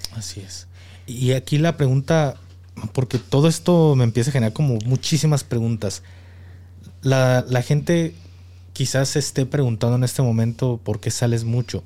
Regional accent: Jalisco, Mexico; moved away; also born or lived in Mexico City; he radicado en, en la Ciudad de México y ah, como, como jalisciense

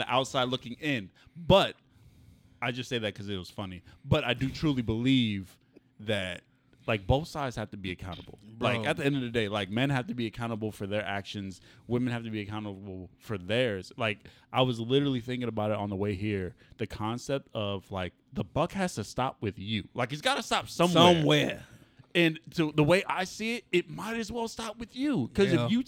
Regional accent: United States; I was born in America. I'm black.

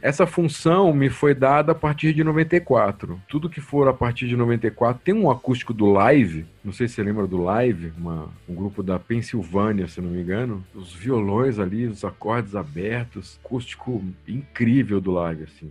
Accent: Brasília, Federal District, Brazil; moved away; also born or lived in Piracicaba; eu sou de Brasília

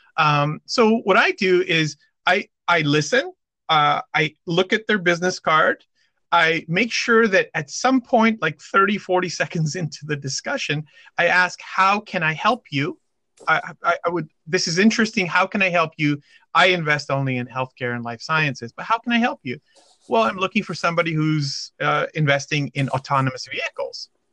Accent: California, United States; I am from California

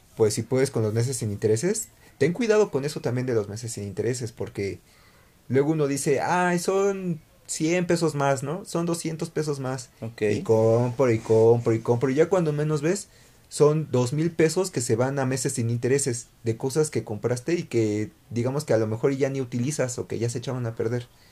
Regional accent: Mexico; debemos de cambiar como mexicanos

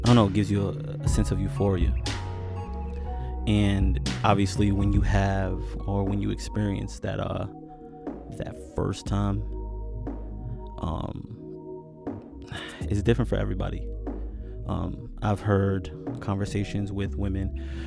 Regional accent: New York, United States; moved away as an adult; I'm originally from New York

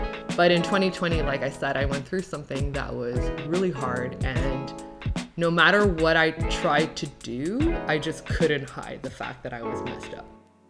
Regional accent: Laval, Quebec, Canada; first language French; English is a second language; now in Montreal, Canada; I was born and raised in Laval. But I do live in Montreal now. And yeah, I am half French Canadian, one quarter Swiss, and one quarter Romanian. Most people will not believe this, but French is my first languag

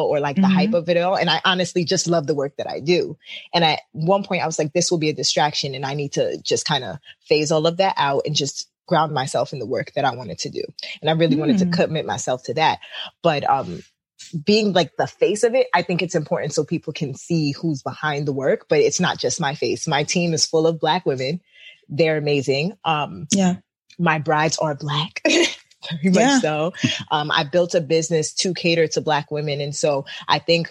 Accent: New York City, New York, United States; I'm from Crown Heights.

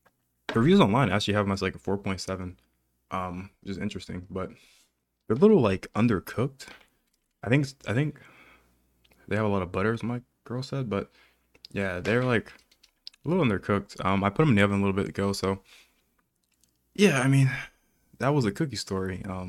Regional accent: Texas, United States; I'm from Texas, you know, and we just help each other.

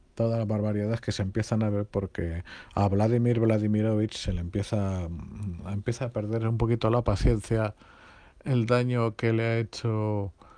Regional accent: Spain

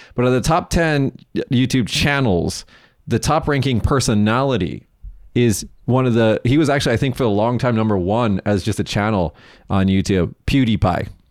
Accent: United States; now in Japan; as an American

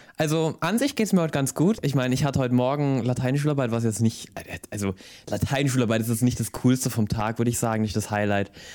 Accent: Styria, Austria; ich komme aus der Steiermark, das ist ähm, übrigens in Österreich

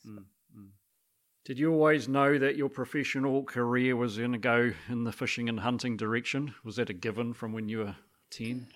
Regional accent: Christchurch, Canterbury, New Zealand; I was brought up in Christchurch

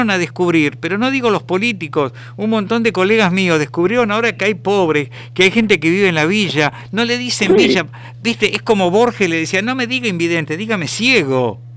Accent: Buenos Aires, Argentina; yo, que soy porteño, nacido en San Telmo

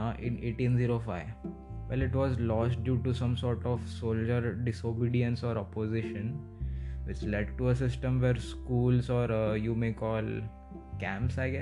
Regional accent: India; I come from India

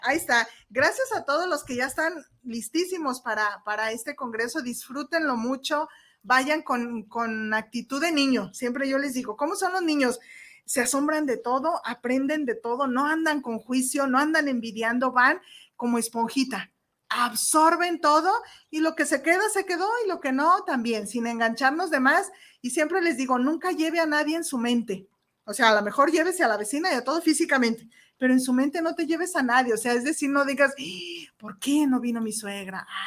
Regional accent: Mexico; soy mexicana

